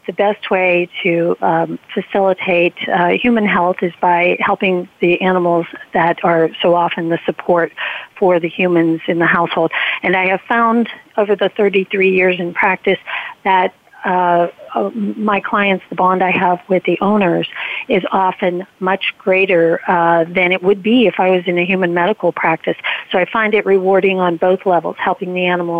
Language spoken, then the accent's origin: English; Ohio, United States; now in Cranberry, United States; We had all sorts of animals on the farm growing up in Ohio